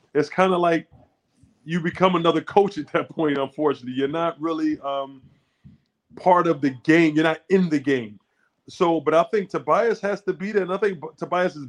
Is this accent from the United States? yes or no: yes; Philadelphia, Pennsylvania, United States; I'm born and raised in Philadelphia